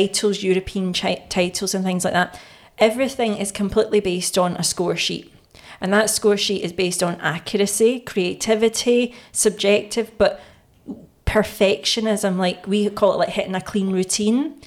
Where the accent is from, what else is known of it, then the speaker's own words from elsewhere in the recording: Glasgow, Scotland, United Kingdom; back in those days, in the 90s in Scotland or in Glasgow